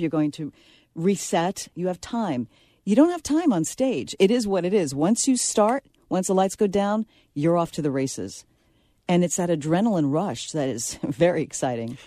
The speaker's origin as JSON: {"language": "English", "town": "New York City", "region": "New York", "country": "United States", "tie": "born or raised there", "said": "I'm from the Bronx"}